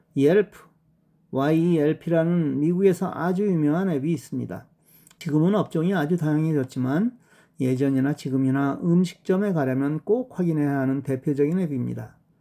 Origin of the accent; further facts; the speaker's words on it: Seoul, South Korea; 저는 서울 사람이라